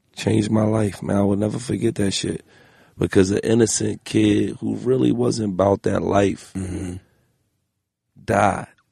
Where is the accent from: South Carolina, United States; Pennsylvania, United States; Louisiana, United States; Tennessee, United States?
Pennsylvania, United States; Philadelphia; I'm from Philly